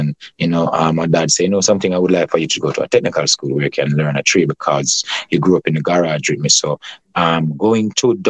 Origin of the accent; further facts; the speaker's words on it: Kingston, Jamaica; I grew up in the community of Augustown, easterly of Kingston, neighboring to the University of the West Indies.